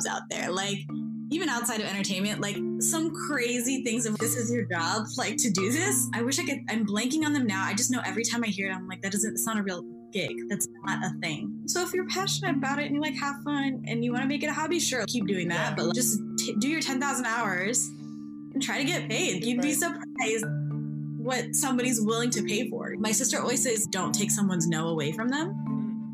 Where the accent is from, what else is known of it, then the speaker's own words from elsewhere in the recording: Kansas, United States; now in Los Angeles, United States; So I was born and raised in Kansas. I'm a first-generation Ethiopian-American